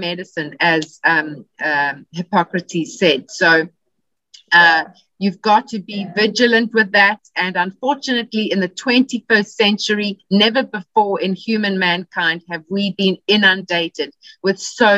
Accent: South Africa; moved away as an adult; now in California, United States; I'm originally from South Africa, but I now live in California

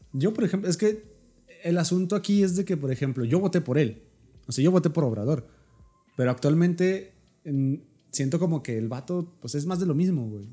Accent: Mexico; nosotros somos mexicanos

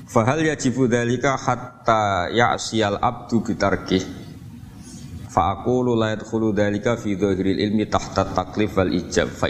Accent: Java, Indonesia; perilaku kita sebagai orang Jawa atau orang timur, orang Indonesia ternyata ada pembenaran di ikhya

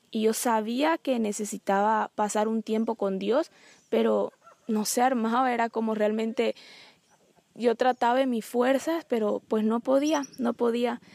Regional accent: Bolivia; soy boliviana, tengo 23 años

